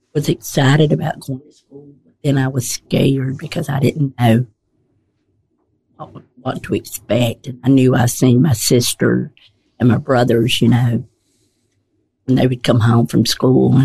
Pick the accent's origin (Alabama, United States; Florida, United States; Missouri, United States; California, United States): Alabama, United States; Poarch Switch; I was raised in Poarch Switch. And I lived there until I got married in 1972.